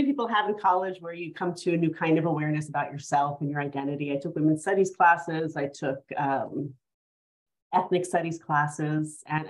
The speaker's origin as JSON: {"language": "English", "town": "New York City", "region": "New York", "country": "United States", "tie": "born or raised there", "said": "Yes, so I was born and raised in New York City. And my dad was an Iraqi Muslim immigrant. He came to the US in the 1960s. And my mom was a Cuban Catholic immigrant who came from Cuba"}